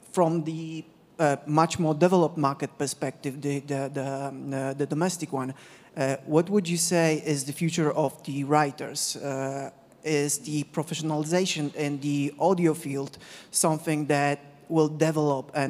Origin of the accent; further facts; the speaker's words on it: Poland; I'm from Poland, Central Europe